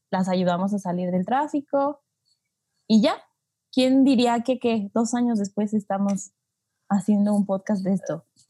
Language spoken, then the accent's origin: Spanish; Mexico; sí soy de México.